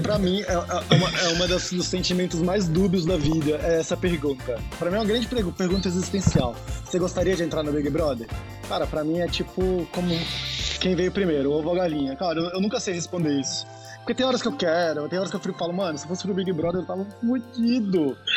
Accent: Brasília, Federal District, Brazil; Eu sou brasiliense

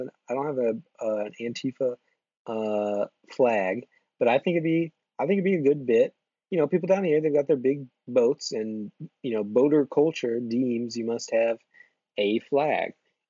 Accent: New York City, New York, United States; I'm lifelong New Yorker over here.

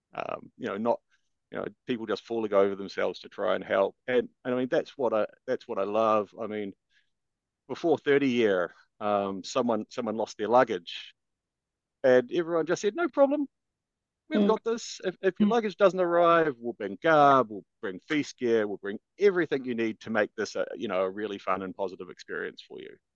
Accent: Christchurch, Canterbury, New Zealand; moved away; I'm originally from Christchurch, New Zealand

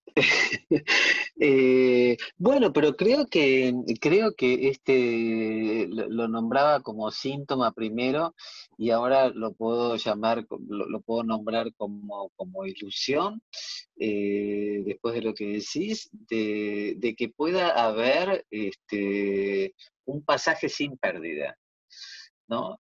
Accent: Argentina; somos argentinas

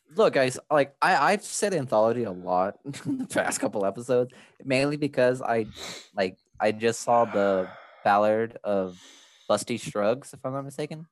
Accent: El Salvador; we come from El Salvador

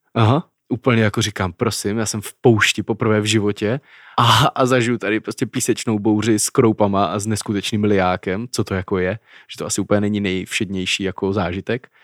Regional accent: Czechia; Czech Republic.

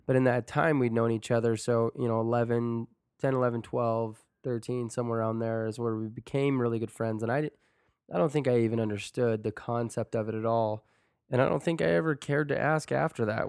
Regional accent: Sandy, Utah, United States; We grew up in Sandy, Utah

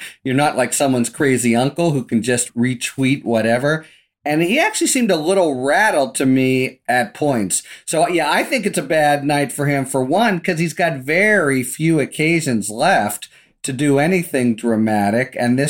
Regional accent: Pennsylvania, United States; I'm from Western Pennsylvania. I love that moment.

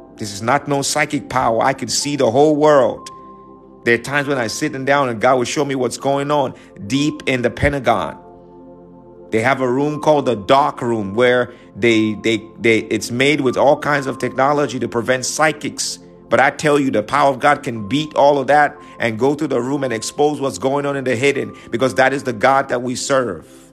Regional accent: New York, United States; I'm from New York

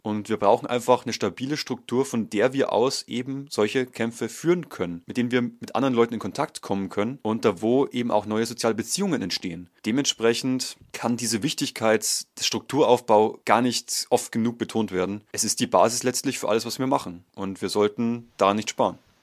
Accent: Bavaria, Germany; bei uns in Bayern

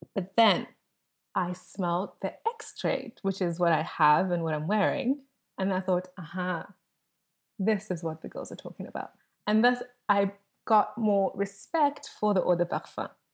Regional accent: South Africa; as a South African, we have this motto called Ubuntu

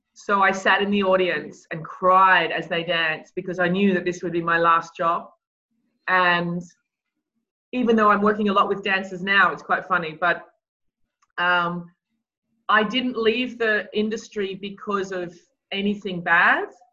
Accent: Australia; moved away; I grew up in Australia

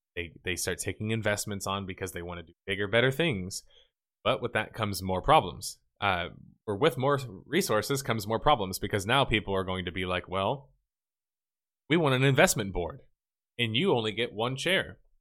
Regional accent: the South, United States; I'm from the South

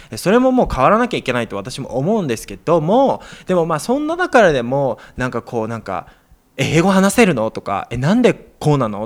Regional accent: Japan; now in New York, United States; 日本人生やってた時、あの、バイトとかしてた時

